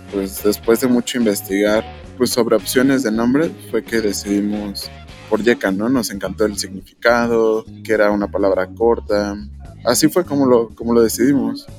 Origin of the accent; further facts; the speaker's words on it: Mexico; porque si somos mexicanos, porque si hablamos el español